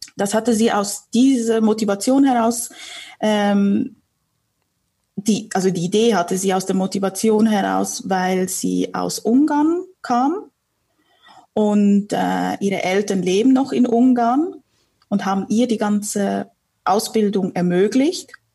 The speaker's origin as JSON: {"language": "German", "country": "Switzerland", "tie": "born or raised there", "also_born_or_lived": "Warsaw, Poland", "said": "ich bin im Familienunternehmen groß geworden in der Schweiz."}